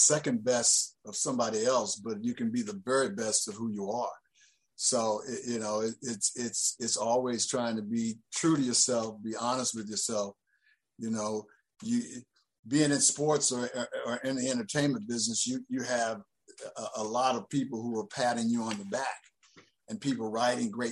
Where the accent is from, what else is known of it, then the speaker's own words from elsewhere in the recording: Indiana, United States; moved away as an adult; growing up in Indiana